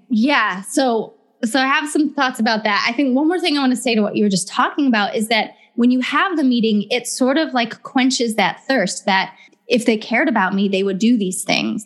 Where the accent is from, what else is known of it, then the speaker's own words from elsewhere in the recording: Ohio, United States; now in Southern California, United States; I'm from Ohio originally, and I live in Southern California now